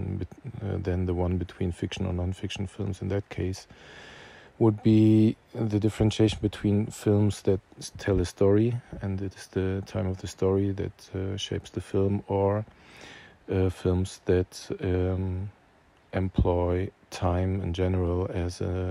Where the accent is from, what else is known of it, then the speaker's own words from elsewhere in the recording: Germany; I'm a filmmaker from Germany